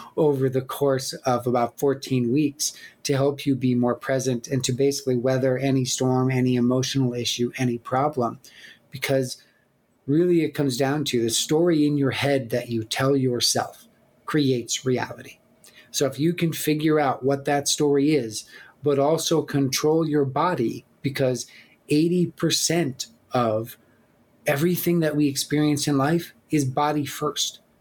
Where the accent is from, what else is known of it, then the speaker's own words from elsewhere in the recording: Black Hills, South Dakota, United States; I grew up in the Black Hills of South Dakota with my with my parents and with my sister.